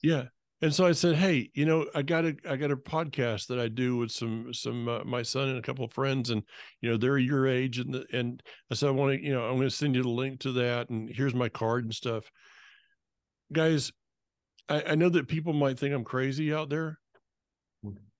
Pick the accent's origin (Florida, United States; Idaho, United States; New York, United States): Florida, United States; North; moved away; I'm from North Florida